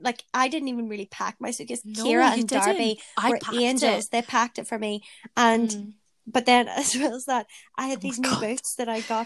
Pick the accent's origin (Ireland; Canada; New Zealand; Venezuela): Ireland; now in Manchester, United Kingdom; because I live away in Manchester and I'm obviously from Ireland.